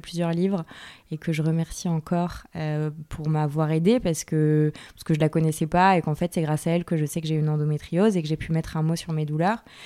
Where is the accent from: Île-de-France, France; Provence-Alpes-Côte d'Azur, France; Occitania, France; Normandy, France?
Île-de-France, France; Yvelines; Je suis née, j'ai grandi dans les Yvelines, donc en région parisienne